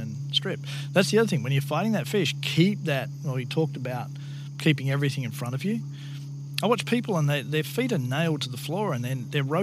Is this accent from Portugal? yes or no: no; Australia; moved away; my background in Australia